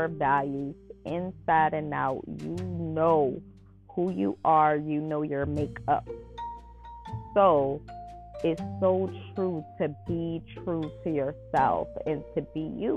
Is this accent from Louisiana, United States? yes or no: yes; New Orleans, Louisiana, United States; I'm from New Orleans, so I'm a hometown girl